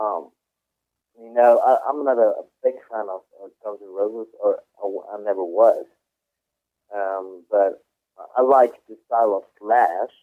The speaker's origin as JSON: {"language": "English", "country": "Switzerland", "tie": "born or raised there", "second_language": "English", "said": "I grew up in Switzerland. I was adopted by Swiss. That's why I speak perfectly Swiss German."}